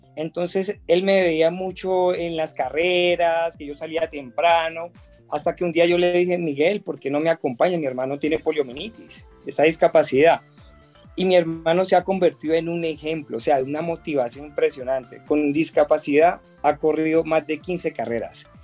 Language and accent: Spanish; Colombia; lo estaba viviendo en mi país